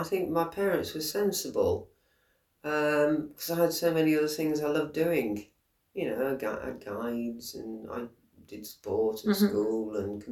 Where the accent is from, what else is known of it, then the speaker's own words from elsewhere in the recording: Shropshire, West Midlands, United Kingdom; moved away; I'm from Shropshire originally